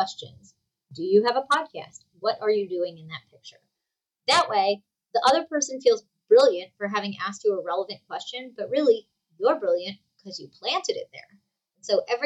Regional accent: New Jersey, United States; I'm from New Jersey

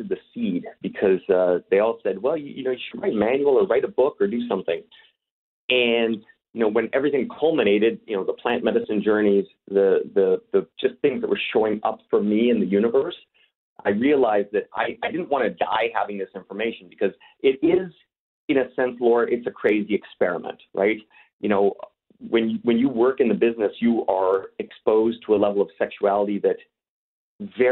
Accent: Canada; also born or lived in Los Angeles, United States; now in Czech Republic; be talking to some fellow Canadians, as you know, that is my home country originally.

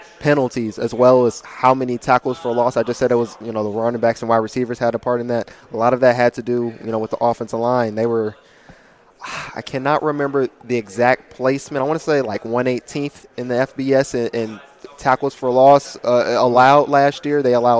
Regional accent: Charlotte, North Carolina, United States; also born or lived in Kansas; So I was born 15 minutes from Kansas State, but I'm an Army brat. I lived everywhere. I didn't really live there too long. I grew up in Charlotte, North Carolina.

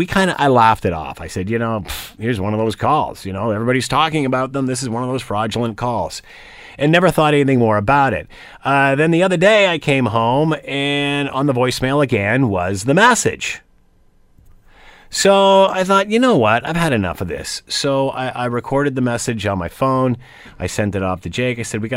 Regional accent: Canada; But, I mean, as a Canadian, you just don't expect that, do you?

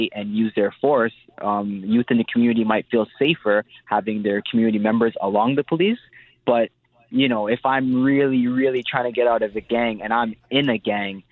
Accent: Toronto, Ontario, Canada; I grew up in Etobicoke.

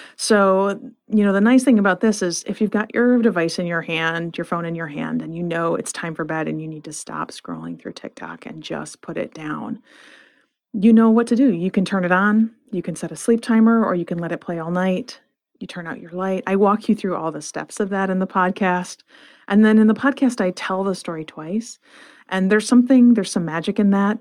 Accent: Flint, Michigan, United States; I grew up in Flint, Michigan

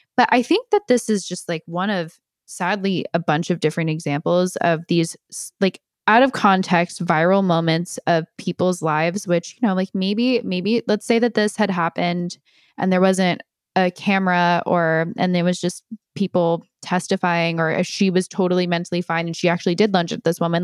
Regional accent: Millburn, New Jersey, United States; my hometown area

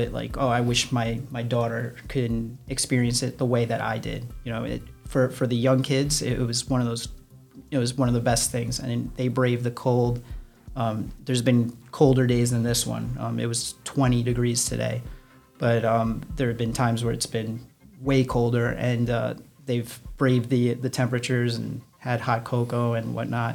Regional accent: New York City, New York, United States; moved away as an adult; now in New Jersey, United States; I used to live right by there. So I grew up in the bottom of like Toad Hill area

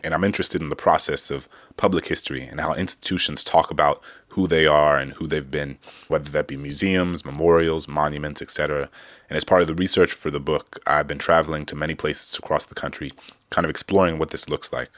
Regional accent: New Orleans, Louisiana, United States; the Big Easy, my hometown

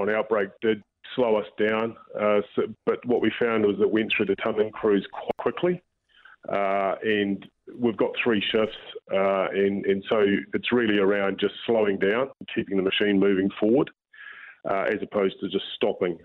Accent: Auckland, New Zealand; I'm from Auckland

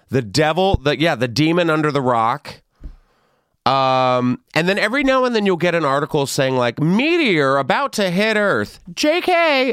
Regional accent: San Antonio, Texas, United States; I grew up in San Antonio, so that's you know a little west of San Antonio

